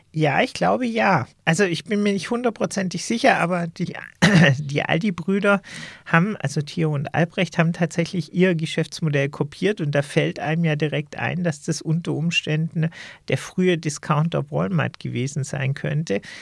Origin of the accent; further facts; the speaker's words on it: Germany; als Deutsche